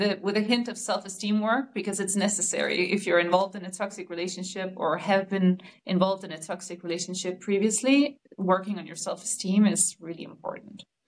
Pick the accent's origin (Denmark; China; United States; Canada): Denmark; I'm from Denmark